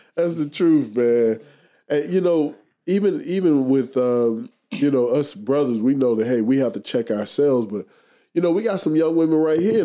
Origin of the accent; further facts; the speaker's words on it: United States; we have to really evaluate ourselves as an American society